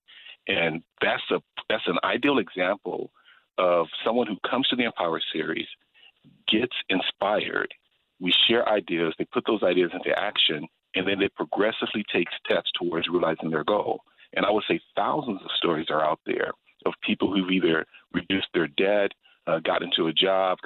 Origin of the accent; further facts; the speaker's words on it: Los Angeles, California, United States; I was born and raised in Los Angeles, California, South Central